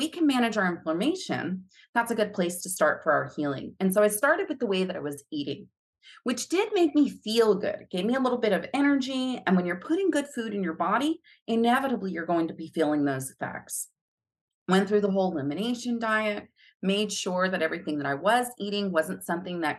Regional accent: Florida, United States; moved away; also born or lived in Hawaii; I'm a Florida girl. I grew up in Florida

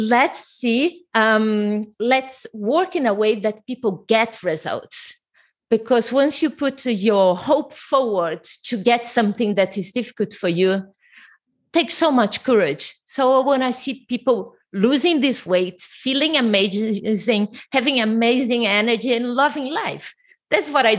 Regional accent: Brazil; English is a second language; moved away; I'm originally from Brazil.

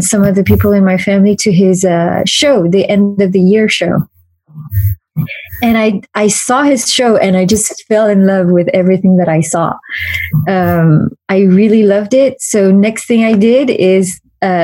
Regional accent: Paris, Île-de-France, France; I was born and raised in Paris

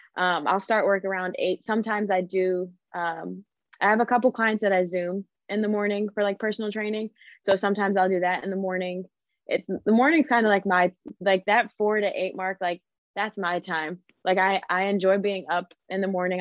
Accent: Cleveland, Ohio, United States; I grew up in Cleveland, Ohio. That's where I'm from

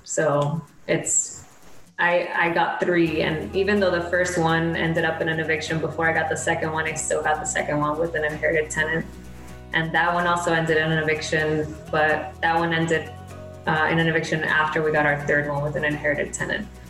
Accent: Miami, Florida, United States; moved away as an adult; also born or lived in Gainesville, Florida / Brooklyn, New York; originally we're from Miami

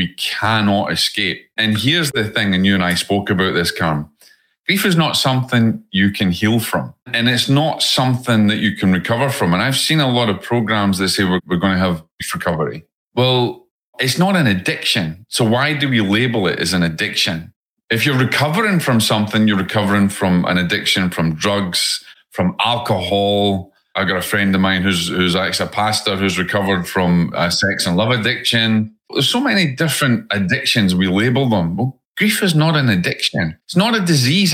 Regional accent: Scotland, United Kingdom; accent: Scottish; moved away; my Scottish accent

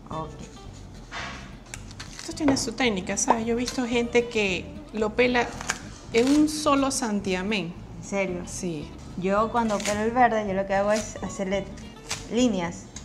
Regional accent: Venezuela; Recuerda que yo soy venezolana, ¿verdad?

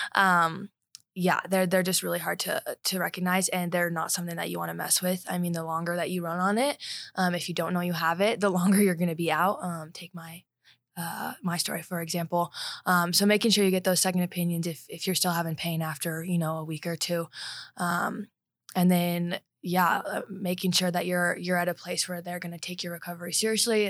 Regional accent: Highlands Ranch, Colorado, United States; I grew up in Highlands Ranch

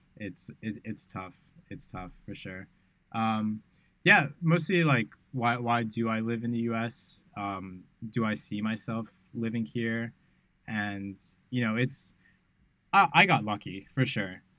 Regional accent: New York City, New York, United States; moved away as an adult; now in Bali, Indonesia; growing up in New York City

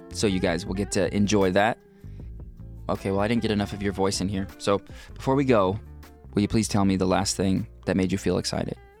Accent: Pacific Northwest, United States; we're from the Pacific Northwest

